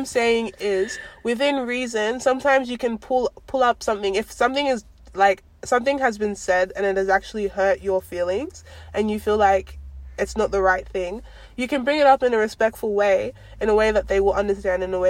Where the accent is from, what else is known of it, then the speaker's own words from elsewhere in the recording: Australia; in Australia, we say we're pretty much first generation Nigerians growing up in Australia